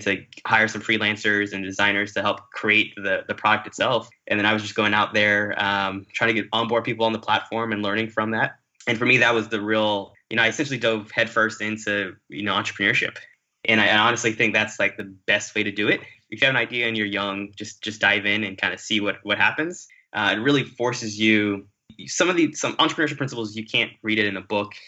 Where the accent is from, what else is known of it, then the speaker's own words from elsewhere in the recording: West Palm Beach, Florida, United States; also born or lived in Kingston, Jamaica; I grew up in South Florida in the West Palm Beach area.